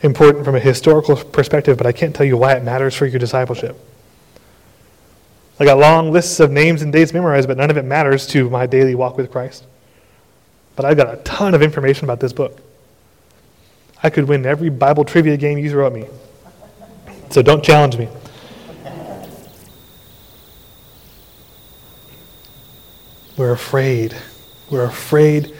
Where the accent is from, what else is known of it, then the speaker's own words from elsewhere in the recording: Austin, Texas, United States; I was a teenager growing up in Austin